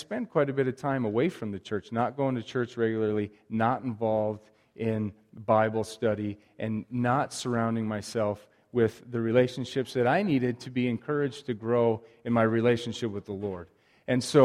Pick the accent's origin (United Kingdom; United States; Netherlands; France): United States; Wisconsin; now in Libby, United States; Growing up in Wisconsin, going to church in a solid Christian home